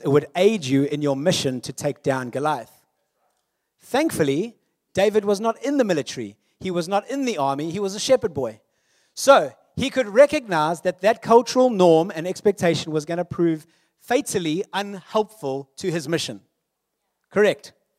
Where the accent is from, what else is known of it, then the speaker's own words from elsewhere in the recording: South Africa; I am South African, born in nineteen eighty-three. A millennial born during apartheid, but kinda schooled after apartheid